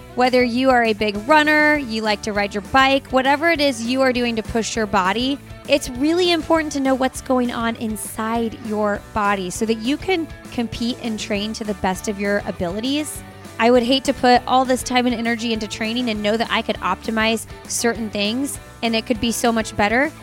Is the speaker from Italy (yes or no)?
no; Indiana, United States; we're from Indiana